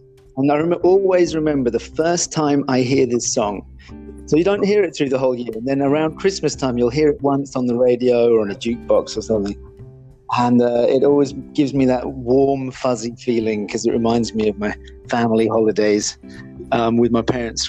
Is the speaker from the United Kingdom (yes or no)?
yes; England, United Kingdom; also born or lived in Ireland; So as you mentioned at the beginning of this thing, I grew up in England and Ireland. I lived in many different places.